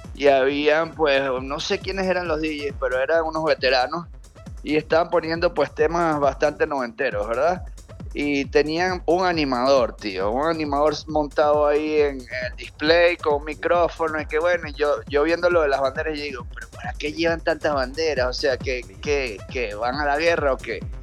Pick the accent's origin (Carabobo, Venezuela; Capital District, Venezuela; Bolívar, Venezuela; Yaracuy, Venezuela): Capital District, Venezuela; Caracas; soy de Caracas